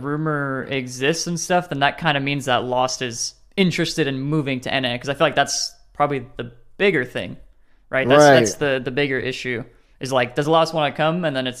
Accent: Phoenix, Arizona, United States; I was born in Phoenix, and my family likes the Phoenix Suns because they're also from Phoenix.

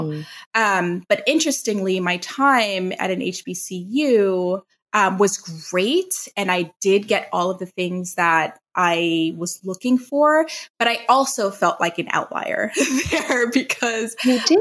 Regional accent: New York City, New York, United States; also born or lived in Long Island, New York; I am a native New Yorker. I grew up in the Bronx. I was born there and was there for about 10 years until my family moved us to the suburbs of Long Island.

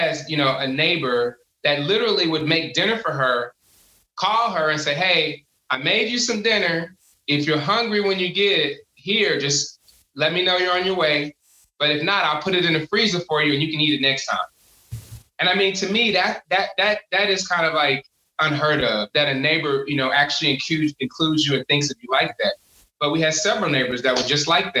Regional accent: Houston, Texas, United States; I grew up in Houston. And I grew up in the middle of South Park, Third Ward, and then we spent a lot of time in Fifth Ward.

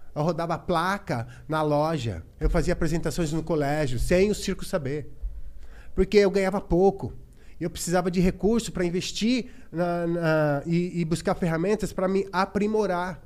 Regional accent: São Carlos, São Paulo, Brazil; moved away as an adult; eu sou do interior, de São Carlos

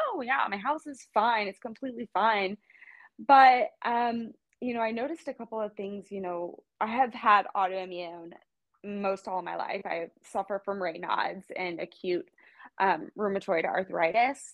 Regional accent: Kansas City, United States; also born or lived in Los Angeles; now in West Coast, United States; I'm from Kansas City, born and raised.

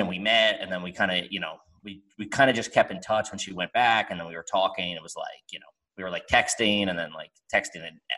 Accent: United States; I'm American. I'm not leaving America

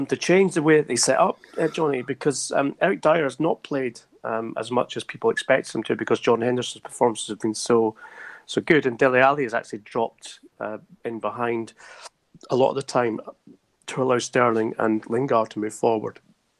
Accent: Scotland, United Kingdom; Being Scottish, we tend to like

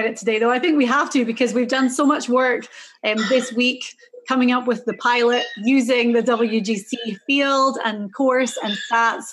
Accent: Inverness, Scotland, United Kingdom; I was born in Inverness in the Highlands of Scotland.

